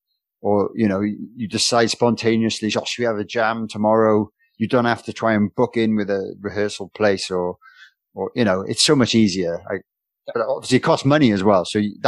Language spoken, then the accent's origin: English; Wales, United Kingdom; being a Welshman